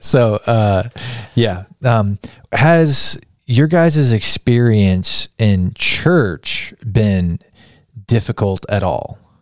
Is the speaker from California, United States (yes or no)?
no; Kansas, United States; I'm from a small town in Kansas.